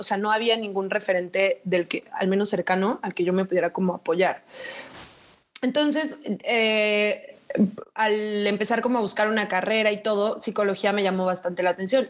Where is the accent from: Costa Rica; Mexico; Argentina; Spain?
Mexico; Chetumal, Quintana Roo; moved away as an adult; now in Mexico City, Mexico; soy de Chetumal, Quintana Roo y vivo en Ciudad de México desde hace seis años.